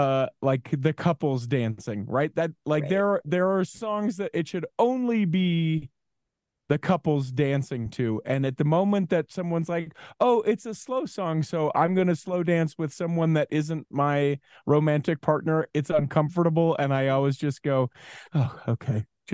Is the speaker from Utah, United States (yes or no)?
yes; Utah, United States; Born and raised in Utah.